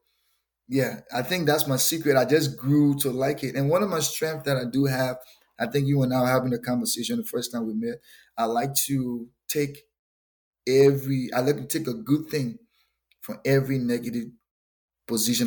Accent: Liberia; moved away as an adult; also born or lived in North Dakota; now in Fargo, United States; I'm originally from West Africa, Liberia. Moved to North Dakota 2015

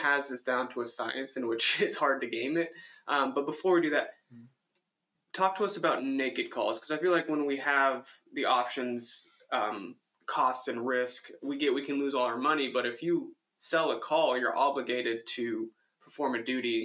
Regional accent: Las Vegas, Nevada, United States; I was born in Las Vegas

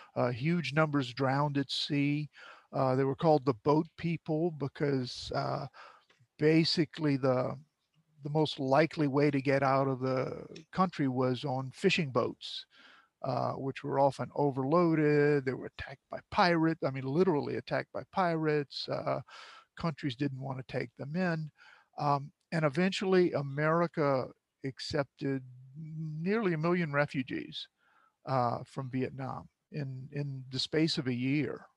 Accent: Cut Off, Louisiana, United States; growing up in Cutoff, uh, in the surrounding marshes

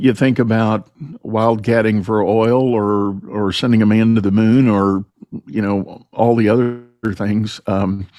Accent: San Antonio, Texas, United States; I grew up in San Antonio

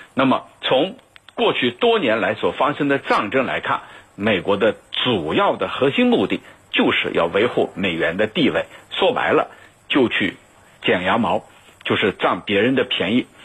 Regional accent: China; 我们中国人有句话叫“打蛇打七寸”

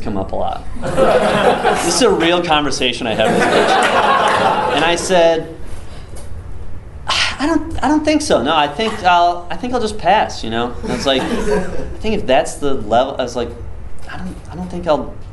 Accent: Northern Michigan, United States; I grew up in Northern Michigan, didn't know anything else about it.

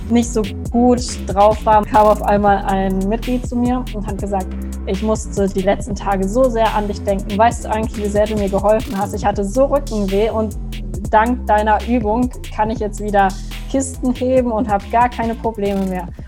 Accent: Frankenthal, Rhineland-Palatinate, Germany; ja, ich bin jetzt 23, ich komme aus Frankenthal und habe die Ausbildung damals mit 19 begonnen.

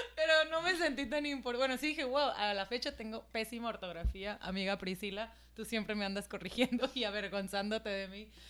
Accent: Mexico; de México

